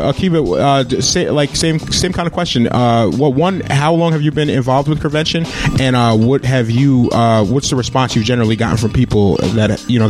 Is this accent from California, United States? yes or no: no; Albany, New York, United States; I'm from Albany.